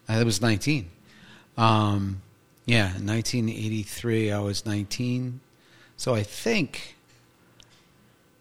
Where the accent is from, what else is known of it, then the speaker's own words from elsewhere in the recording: Montclair, New Jersey, United States; also born or lived in Point Pleasant Beach, New Jersey; I was born in Montclair, New Jersey